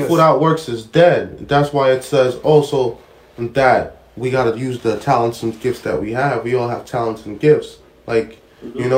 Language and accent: English; New York City, New York, United States; We we're from Brooklyn